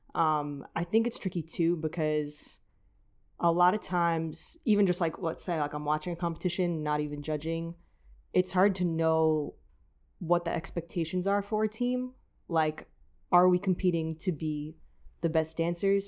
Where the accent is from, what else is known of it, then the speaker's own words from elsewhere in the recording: New York, United States; also born or lived in New Jersey / Los Angeles; from New York